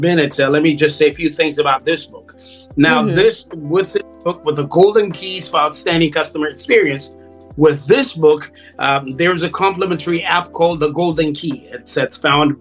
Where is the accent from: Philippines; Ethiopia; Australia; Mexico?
Ethiopia; now in United States; I was born in Ethiopia. I came about 35 years ago to the U.S. and became migrated here 35 years